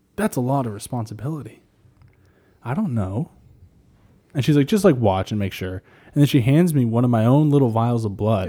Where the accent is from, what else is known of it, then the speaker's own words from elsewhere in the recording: New Hampshire, United States; I grew up in New Hampshire